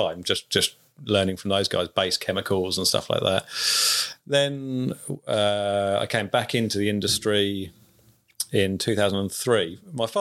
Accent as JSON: {"language": "English", "town": "Cambridge", "region": "East of England", "country": "United Kingdom", "said": "I'm from Cambridge"}